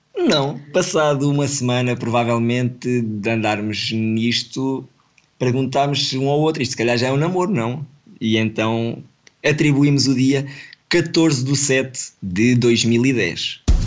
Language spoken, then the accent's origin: Portuguese; Portugal; somos dois da mesma vila, somos de Cruz, e conhecemos desde novinhos